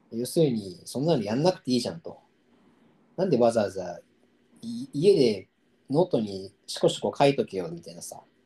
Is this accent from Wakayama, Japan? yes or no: no; Tokyo, Japan; 俺の地元の千歳烏山の公民館でオードリーがライブをやったことがあったんだよ